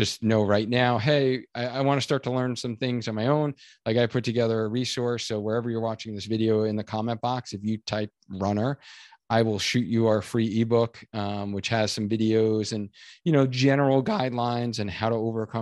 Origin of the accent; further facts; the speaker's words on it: Long Island, New York, United States; Us Long Islanders.